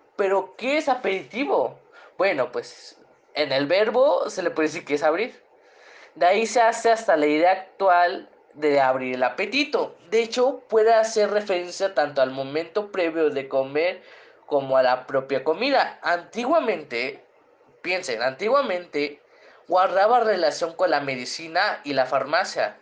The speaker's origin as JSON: {"language": "Spanish", "region": "Guerrero", "country": "Mexico", "also_born_or_lived": "Puebla", "moved": "yes", "said": "de donde yo vengo. Ah, es que soy de la costa"}